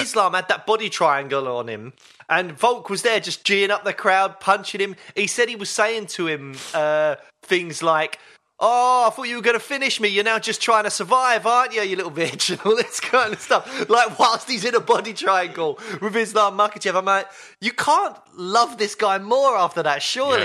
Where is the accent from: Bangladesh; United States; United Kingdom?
United Kingdom; as a British M M A fan